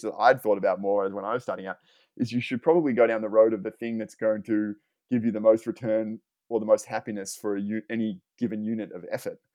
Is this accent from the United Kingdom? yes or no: no; Australia; now in Los Angeles, United States; I'm from Australia and I, and I live in Los Angeles now